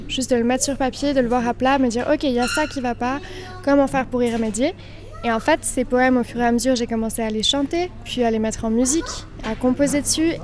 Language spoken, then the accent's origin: French; Villeneuve, Switzerland; also born or lived in Australia; on vient de Villeneuve. Notre maman est prof d'allemand, notre père est restaurateur. On vient de, bah voilà, de, de, Villeneuve, c'est un petit village